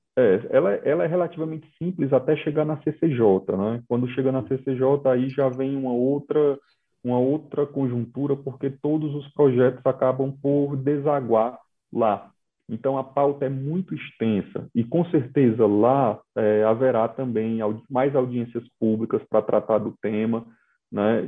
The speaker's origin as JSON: {"language": "Portuguese", "region": "Ceará", "country": "Brazil", "moved": "yes", "said": "lá no meu estado de origem, o Ceará"}